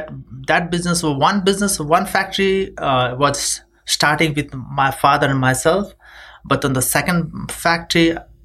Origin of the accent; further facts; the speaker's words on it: Nepal; moved away; We from Nepal, the country of big mountains.